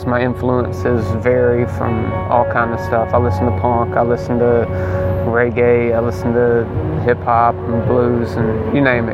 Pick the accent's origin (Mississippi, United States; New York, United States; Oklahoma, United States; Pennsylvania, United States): Mississippi, United States; South; I've always been here. I grew up in the South of Mississippi